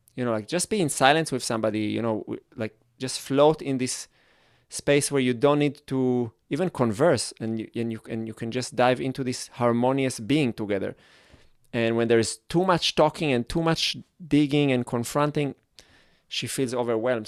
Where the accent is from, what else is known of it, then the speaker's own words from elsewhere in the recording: Israel; English is a second language; I grew up in Israel where there was the whole kibbutz